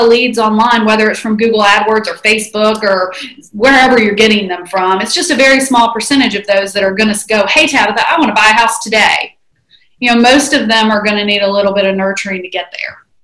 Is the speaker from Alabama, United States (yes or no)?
yes; Huntsville, Alabama, United States; moved away as an adult; also born or lived in Northern Virginia; now in Huntsville, United States; I am originally from Huntsville, and I left to go to Virginia Tech